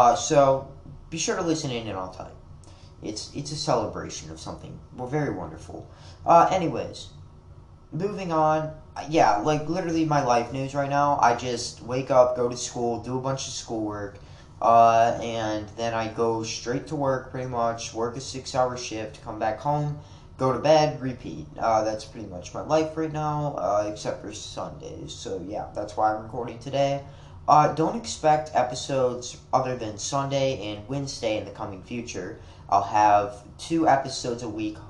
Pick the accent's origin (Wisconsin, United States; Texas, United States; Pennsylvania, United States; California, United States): Wisconsin, United States; now in Kentucky, United States; I was born in Wisconsin